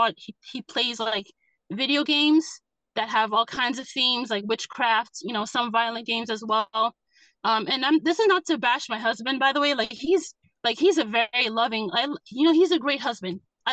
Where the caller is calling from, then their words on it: Massachusetts, United States; I'm calling in from Massachusetts.